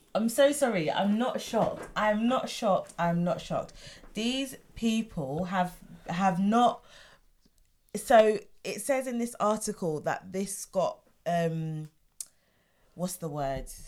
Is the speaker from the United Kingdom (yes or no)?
yes; England, United Kingdom; I'm English and I'm British.